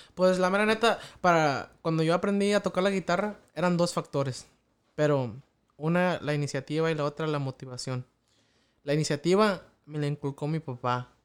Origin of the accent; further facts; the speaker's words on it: Mexico; en el pueblo, allá de donde soy yo, ya de, San Antonio, Pachuquilla